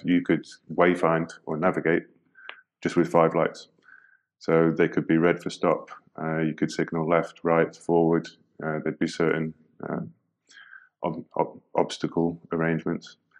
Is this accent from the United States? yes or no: no; United Kingdom; now in Netherlands; an expat, I'm British guy living in the Netherlands